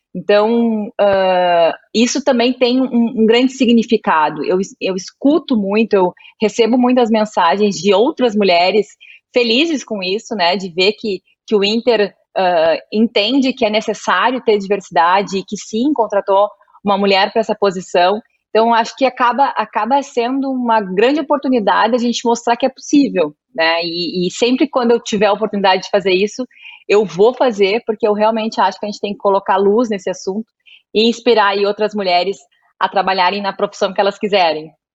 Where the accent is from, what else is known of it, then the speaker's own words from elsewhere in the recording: Rio Grande do Sul, Brazil; sou tua conterrânea, sou gaúcha